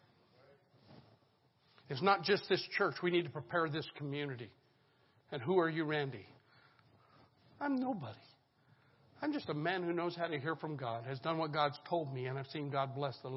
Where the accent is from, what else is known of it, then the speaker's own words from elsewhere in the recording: Colorado, United States; now in Lynchburg, United States; I grew up in Colorado, in the mountainous town on the western slope.